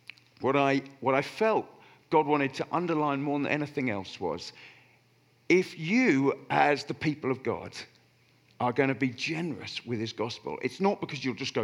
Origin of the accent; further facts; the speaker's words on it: Oxford, South East England, United Kingdom; moved away; I grew up in Oxford, I support Oxford United